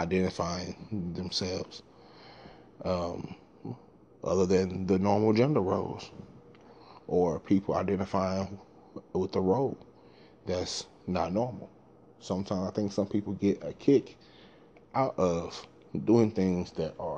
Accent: Dallas, Texas, United States; I'm from South Dallas, Texas

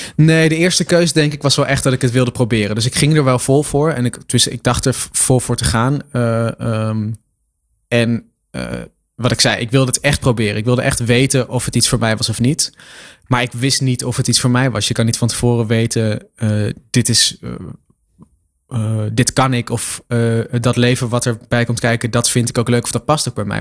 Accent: Lochem, Gelderland, Netherlands; ik had een, een krantenwijkje ehm, in Lochem waar ik ben opgegroeid

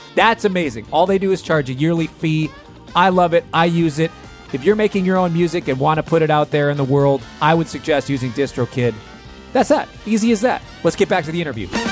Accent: Minneapolis, Minnesota, United States; moved away; I come from Minneapolis

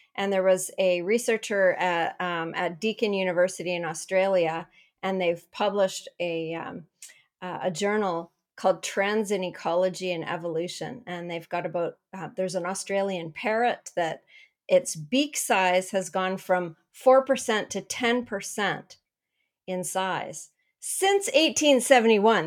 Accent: Canada; I'm from Canada

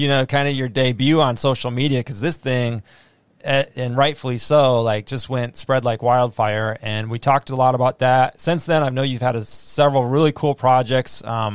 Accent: North Dakota, United States; moved away; when I grew up in North Dakota

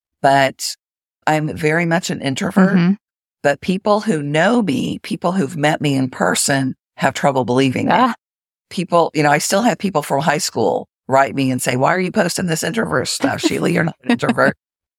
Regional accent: Springfield, Missouri, United States; also born or lived in Jacksonville, Florida; So in the intro, it said that I grew up in the Ozarks in Springfield, Missouri, which is true. But I've actually lived in Jacksonville, Florida for more time than in Springfield, Missouri.

